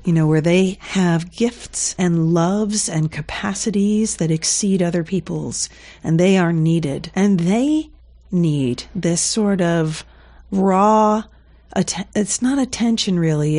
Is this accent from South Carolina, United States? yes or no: yes; South Carolina, United States; accent: Southern; moved away; also born or lived in New Jersey; I was born in New Jersey and then I lived in South Carolina in my language years